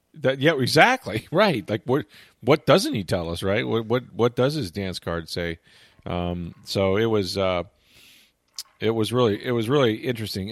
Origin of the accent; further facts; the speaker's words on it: Tampa, Florida, United States; I grew up here.